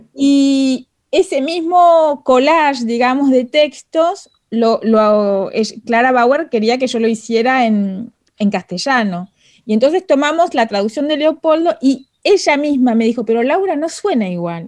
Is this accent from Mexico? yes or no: no; Argentina; first language Spanish; now in Paris, France; hace mucho que me fui de Argentina, pero es verdad que es mi lengua materna